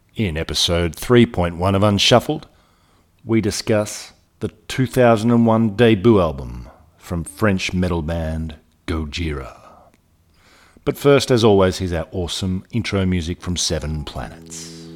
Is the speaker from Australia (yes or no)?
yes; Australia; also born or lived in Italy; now in Indonesia; I was in Australia in my home in my hometown